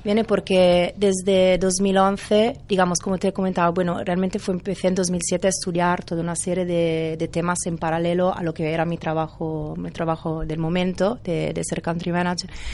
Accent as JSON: {"language": "Spanish", "country": "Italy", "second_language": "Spanish", "moved": "as an adult", "lives_now": "Barcelona, Spain", "said": "tenía trabajo en Italia"}